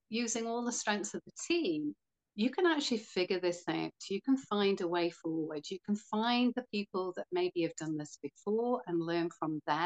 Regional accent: Wales, United Kingdom; also born or lived in Florida / Greece; I'm from Wales

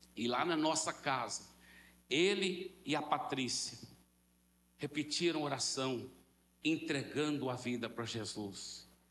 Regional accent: Brazil; nós, como bons brasileiros

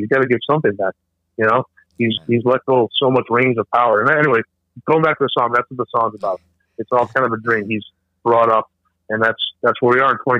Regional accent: New York City, New York, United States; I grew up in New York City

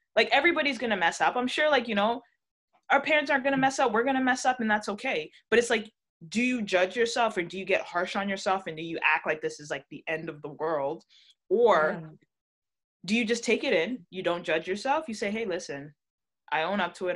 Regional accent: Toronto, Ontario, Canada; I was born in Canada, but my family is Jamaican through and through

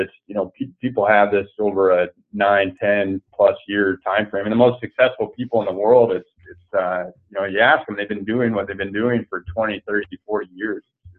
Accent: East Coast, United States; I grew up on the East Coast, and I don't hold a candle to some of the guys that I surf with that grew up surfing.

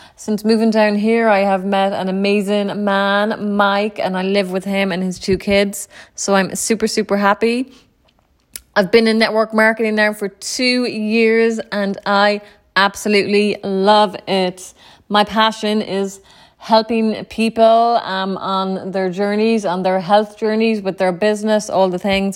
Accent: Ennis, County Clare, Ireland; moved away as an adult; also born or lived in New York City, United States; now in Tampa, United States; I was born and raised in Ireland. Um, in a small town, Ennis County, Clare.

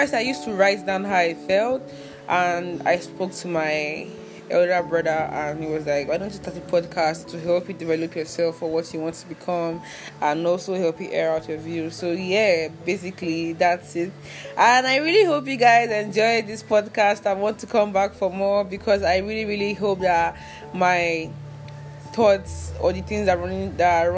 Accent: Anambra, Nigeria; I'm from Anambra State.

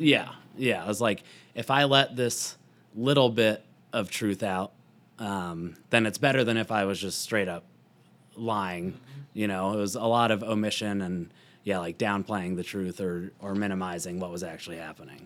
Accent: Louisville, Colorado, United States; also born or lived in Boulder, Colorado; I grew up, like, right outside of Boulder

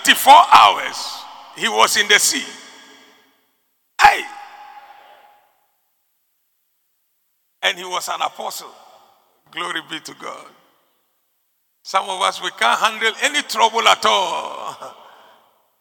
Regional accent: Ghana; I like being a Ghanaian. I like being here.

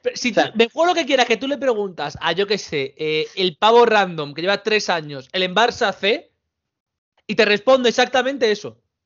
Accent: Spain; los españoles y los portugueses somos los pobres de Europa

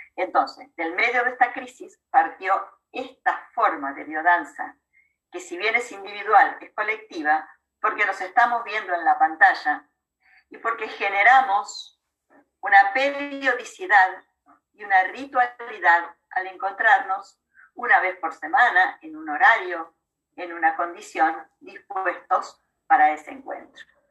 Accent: Argentina; also born or lived in La Plata, Argentina; Yo soy argentina, vivo, aquí, vivo en la ciudad de La Plata, cerca de la capital federal de Buenos Aires

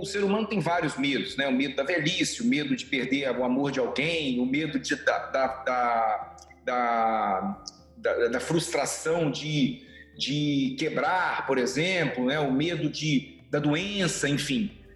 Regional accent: Vitória, Espírito Santo, Brazil; moved away as an adult; primeira vez que eu saí do Espírito Santo, nunca imaginei sair de Vitória

